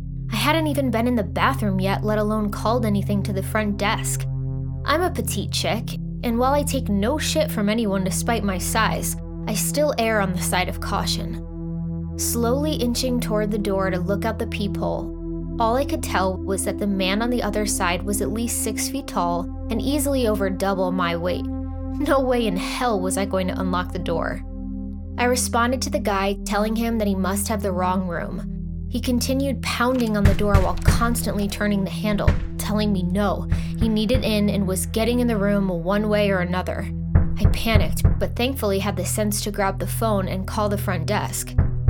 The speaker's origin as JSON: {"language": "English", "region": "Texas", "country": "United States", "tie": "born or raised there", "moved": "as an adult", "lives_now": "New York, United States", "said": "I was born and raised in Texas, but I'd moved to New York when I was 21. So when I found out at the beginning of a week-long trip that I'd have a couple of overnights in Austin, I was super excited to go to my home state for a few days."}